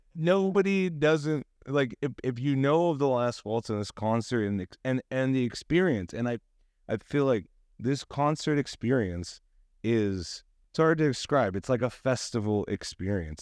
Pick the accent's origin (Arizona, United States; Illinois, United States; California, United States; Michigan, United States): California, United States; San Diego; We're from San Diego